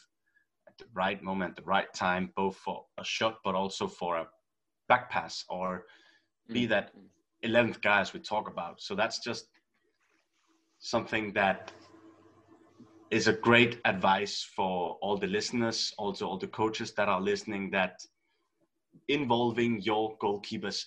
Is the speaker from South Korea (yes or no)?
no; Denmark; now in United States; when I grew up in Nisby